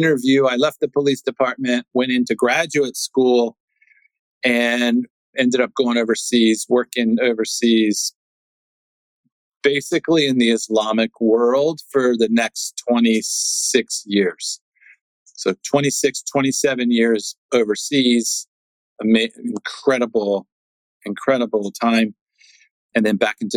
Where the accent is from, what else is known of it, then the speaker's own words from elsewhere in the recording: Washington, District of Columbia, United States; I'm born and raised in Washington, D.C.